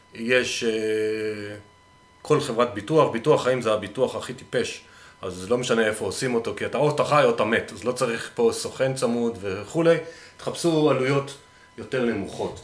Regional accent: Northern Israel, Israel

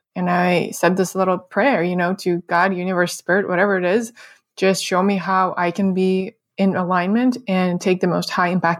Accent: Russia; moved away; we both are immigrants. So yeah. We have some things in common with that. You're from Canada, I'm from Russia.

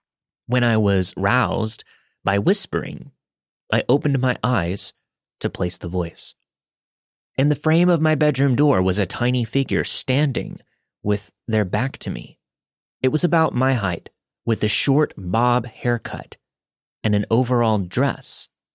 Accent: Philippines; moved away; I was born in the Philippines and grew up on the same property as my mother's side of the family.

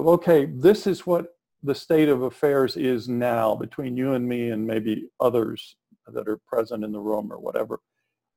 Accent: South Texas, United States; I'm from South Texas

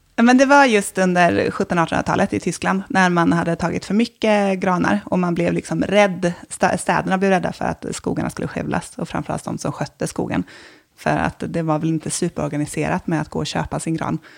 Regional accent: Småland, Sweden; moved away; Nu kommer jag från Småland, från en skogsgård, så jag är hemma liksom första advent nästan alltid

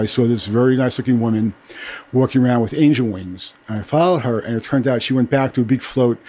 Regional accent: New York City, New York, United States; also born or lived in California; I grew up in Brooklyn. And I've been a photographer since I came back from California in 1970.

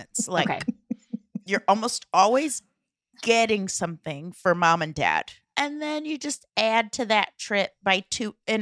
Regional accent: Omaha, Nebraska, United States; we grew up in Omaha, Nebraska

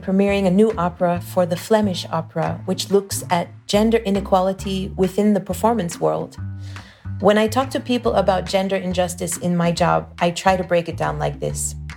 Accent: United States; now in Belgium; I'm an American citizen living and working in Belgium

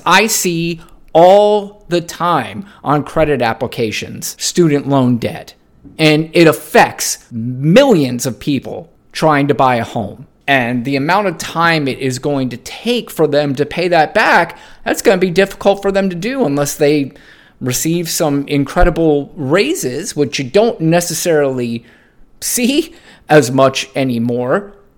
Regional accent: United States; I do love being an American

